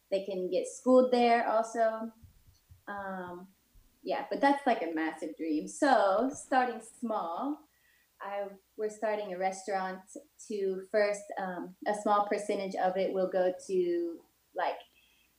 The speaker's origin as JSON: {"language": "English", "region": "Ohio", "country": "United States", "also_born_or_lived": "Morehead, Kentucky / Netherlands / California / Barcelona", "moved": "yes", "lives_now": "Sri Lanka", "said": "I'm originally from Ohio"}